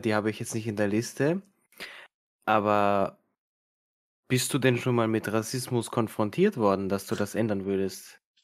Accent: Serbia; now in Austria; ich bin jetzt ursprünglich aus Serbien

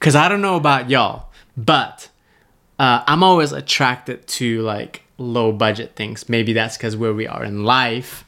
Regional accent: Malaysia; moved away; I was born in Malaysia. If I drove ten minutes one direction, there would be wild monkeys

